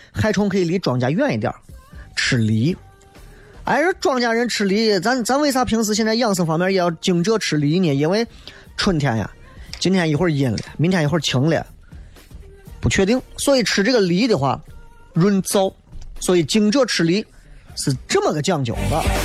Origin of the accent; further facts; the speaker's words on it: Xi'an, Shaanxi, China; 作为一个西安人，作为一个陕西人